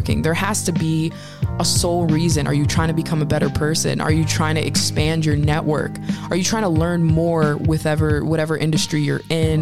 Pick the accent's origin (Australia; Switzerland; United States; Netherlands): United States; Northeast; We grew up from in the Northeast